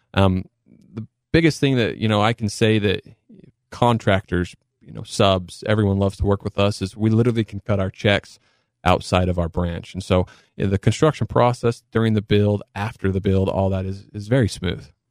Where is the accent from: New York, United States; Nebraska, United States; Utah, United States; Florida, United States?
Utah, United States; Cedar City; I was born and raised in Cedar City. Um, you know, so I'm local boy from Southern Utah